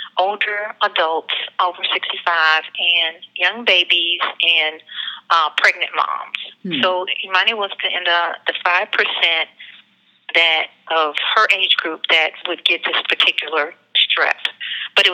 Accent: Atlanta, Georgia, United States; I'm from Atlanta, Georgia. We live in Atlanta, Georgia

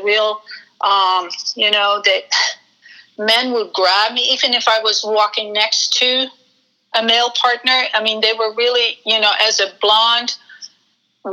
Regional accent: Netherlands; moved away as an adult; also born or lived in Amsterdam, Netherlands; now in United States; I'm a baby boomer, so I grew up in post-war Holland

